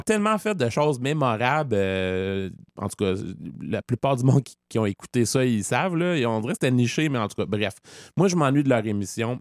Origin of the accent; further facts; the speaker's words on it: Quebec, Canada; nous, les Québécois, on connaît ça et on le vit pleinement